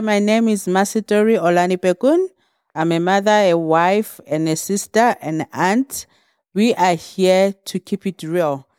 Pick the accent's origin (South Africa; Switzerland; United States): South Africa; Orkney, North West; moved away; I was brought up in the small town called Orkney in the mines, Vall Reefs.